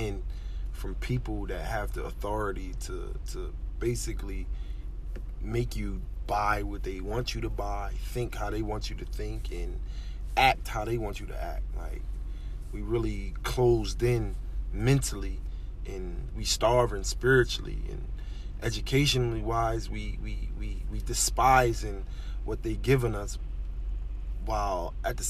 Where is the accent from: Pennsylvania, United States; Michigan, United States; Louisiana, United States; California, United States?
Pennsylvania, United States; Philadelphia; moved away as an adult; now in Pennsauken, United States; I currently reside in Pensauken, New Jersey. I mean, I was raised in West Philadelphia, North Philadelphia, all around the city.